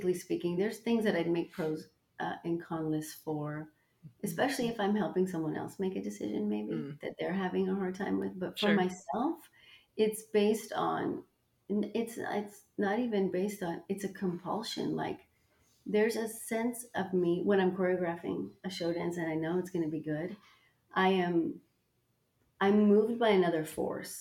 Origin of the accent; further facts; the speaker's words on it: Toronto, Ontario, Canada; moved away as an adult; also born or lived in New York City; I moved from Toronto, Canada, mm-hmm. to New York City, not to London